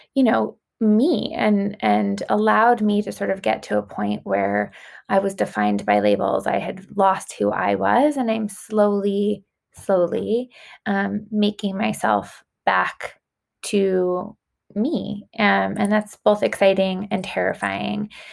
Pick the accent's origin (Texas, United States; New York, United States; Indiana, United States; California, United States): New York, United States; Long Island; I grew up on Long Island